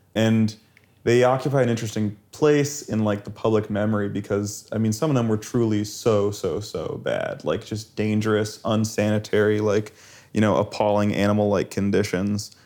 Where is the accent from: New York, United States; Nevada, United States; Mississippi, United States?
Nevada, United States; Las Vegas; I had some kinda sketchy friends when I grew up in Las Vegas